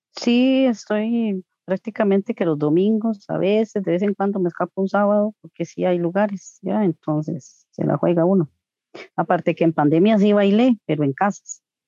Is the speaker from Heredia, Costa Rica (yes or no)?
no; Coronado, San José, Costa Rica; also born or lived in Tibás; yo soy de Coronado, pero, o sea, yo no nací están viviendo en Coronado, vivíamos en Tivas Y a los tres ah, meses, de, desde los tres meses de nacida vivo aquí en Coronado